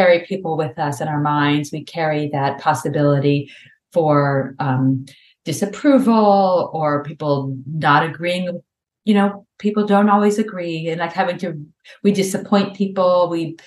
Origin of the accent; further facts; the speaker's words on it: Memphis, Tennessee, United States; also born or lived in New York City; now in Boston, United States; I grew up in Memphis, Tennessee, where driving was kind of like friendly suburban driving